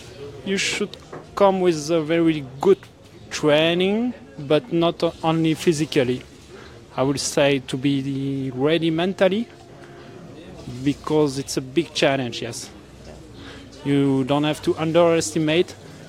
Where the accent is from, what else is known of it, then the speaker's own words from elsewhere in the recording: Belgium; also born or lived in south of France; now in France; I'm from Belgium, living in south of France now.